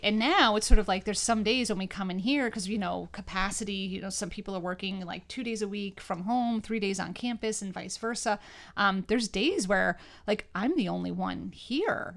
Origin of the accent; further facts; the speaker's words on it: New York, United States; moved away as an adult; now in Northeastern Pennsylvania, United States; Being from New York